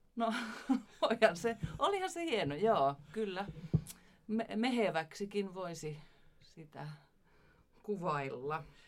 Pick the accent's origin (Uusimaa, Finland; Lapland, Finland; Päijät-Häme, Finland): Lapland, Finland; Ivalo; minä olen syntynyt Ivalossa